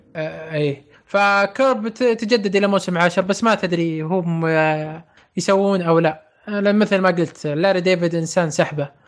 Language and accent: Arabic; Saudi Arabia; إحنا من السعودية